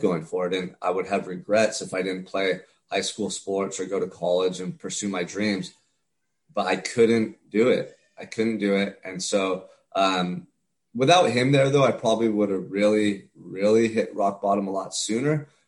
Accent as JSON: {"language": "English", "town": "Santa Barbara", "region": "California", "country": "United States", "tie": "born or raised there", "said": "I'm from Santa Barbara, California. Um, beautiful small town about an hour and a half north of Los Angeles as a kid, I grew up right on the beach"}